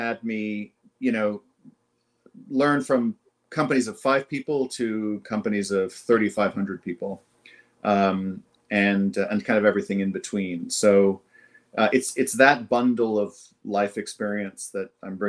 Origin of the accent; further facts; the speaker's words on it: Jamaica; now in Toronto, Canada; I am Jamaican by birth